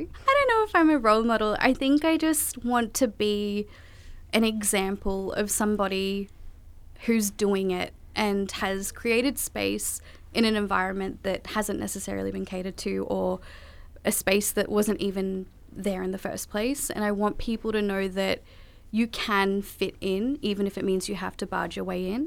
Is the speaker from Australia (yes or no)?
yes; Australia; also born or lived in Kolkata, India; I came to Australia when I was four months old, and I was born in Calcutta, India